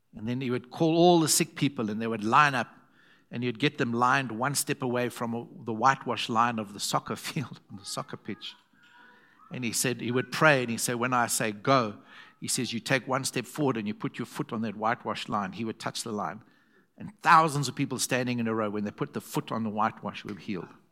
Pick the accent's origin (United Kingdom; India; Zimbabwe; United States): Zimbabwe; I'm from Zim's.